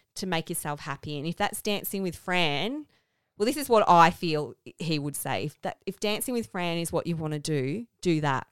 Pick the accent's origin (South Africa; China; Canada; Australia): Australia; Melbourne, Victoria; accent: Australian; we're from the Melbourne suburbs